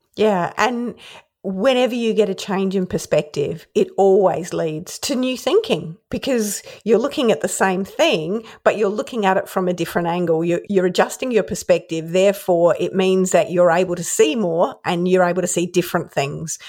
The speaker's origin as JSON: {"language": "English", "town": "Adelaide", "region": "South Australia", "country": "Australia", "tie": "born or raised there", "said": "Growing up in Adelaide"}